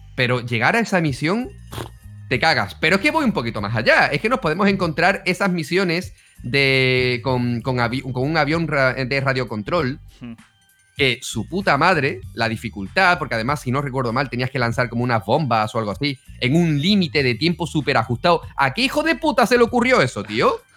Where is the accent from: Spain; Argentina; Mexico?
Spain; yo soy español